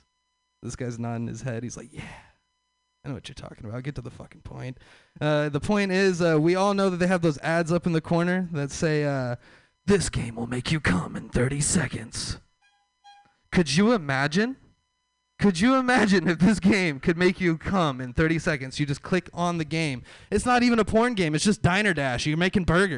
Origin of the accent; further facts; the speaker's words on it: Texas, United States; I'm from the South. I'm from Texas, the Bible Belt